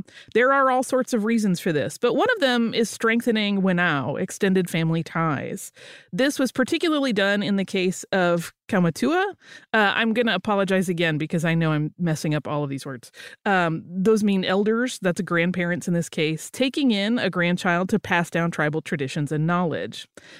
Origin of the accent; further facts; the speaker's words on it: New Zealand; I am from New Zealand.